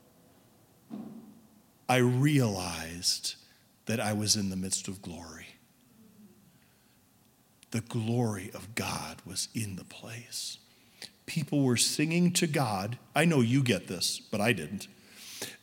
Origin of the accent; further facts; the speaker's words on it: suburban Chicago, Illinois, United States; I was raised in suburban Chicago in a Baptist church